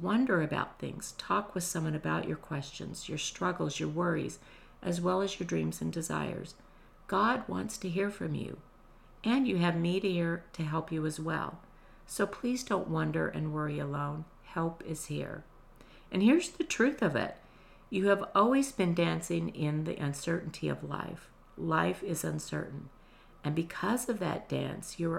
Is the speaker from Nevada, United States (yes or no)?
yes; Nevada, United States; I was from Nevada, but I was not used to humid and hot